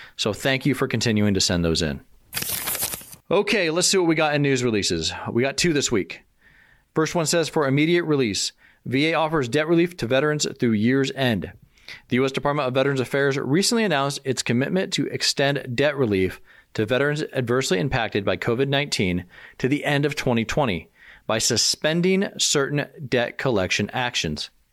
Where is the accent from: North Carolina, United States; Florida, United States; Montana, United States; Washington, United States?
Washington, United States; Aberdeen; my hometown